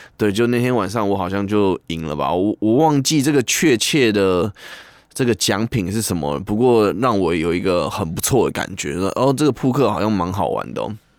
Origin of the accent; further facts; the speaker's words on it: Taiwan; 那其实跟就跟我们台湾人的意思也有一点像